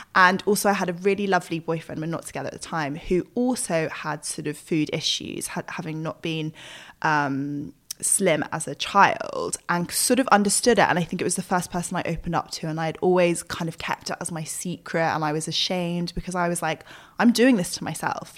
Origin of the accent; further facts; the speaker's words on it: United Kingdom; as British people